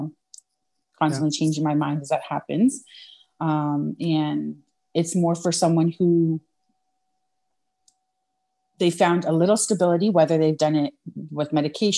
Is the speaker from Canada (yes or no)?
yes; Canada; I'm Canadian